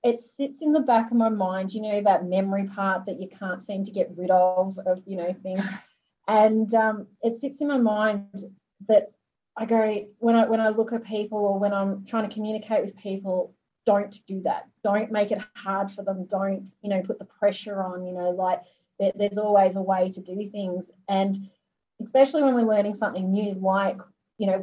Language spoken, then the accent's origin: English; Australia; being Australian, swimming is what we